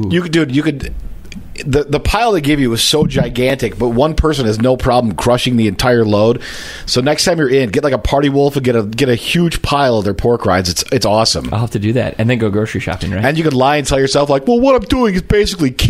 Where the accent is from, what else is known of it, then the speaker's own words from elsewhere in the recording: Eden Prairie, Minnesota, United States; I'm from Eden Prairie, Minnesota.